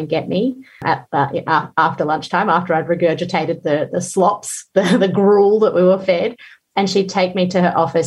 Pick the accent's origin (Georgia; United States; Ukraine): Georgia; moved away; I grew up in the Soviet Union where food was very scarce most of the time, but we grew our own